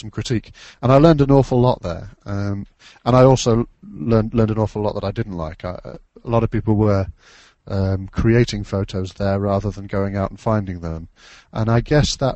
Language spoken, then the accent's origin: English; Derby, East Midlands, United Kingdom; moved away as an adult; now in Cheshire, United Kingdom; I'm from the UK. I grew up in Derbyshire, which is around about smack bang in the middle of the British Isles